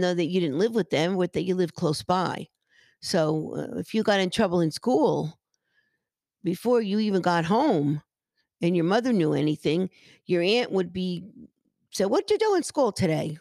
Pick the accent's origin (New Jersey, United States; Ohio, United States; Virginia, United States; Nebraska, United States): New Jersey, United States; Paterson; I grew up in Patterson